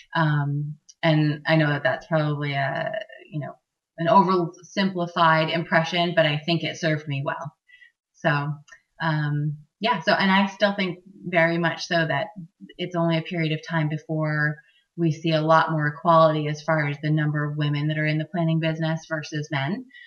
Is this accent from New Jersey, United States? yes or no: no; Maine, United States; Maine is my home state.